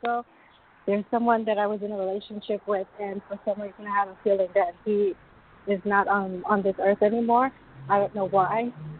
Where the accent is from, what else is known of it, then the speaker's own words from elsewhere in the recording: New York, United States; now in Long Island, United States; I'm from New York.